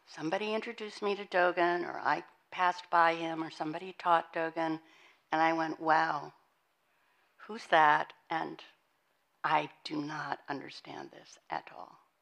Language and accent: English; Montana, United States; moved away; I was born and raised in Montana.